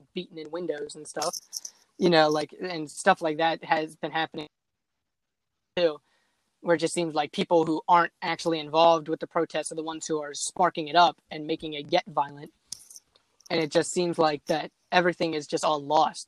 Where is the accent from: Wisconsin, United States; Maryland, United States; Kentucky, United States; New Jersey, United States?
Maryland, United States; near Baltimore; I grew up like 45 minutes from Baltimore City. So Baltimore City is like my hometown